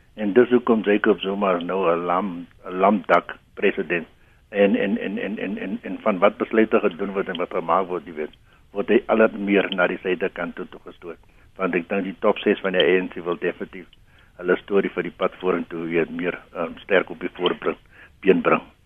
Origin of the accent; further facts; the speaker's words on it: South Africa; ons as Suid-Afrikaners